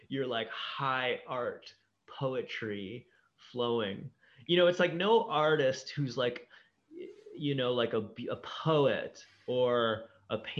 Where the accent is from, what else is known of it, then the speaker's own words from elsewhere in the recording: Ohio, United States; I grew up in Ohio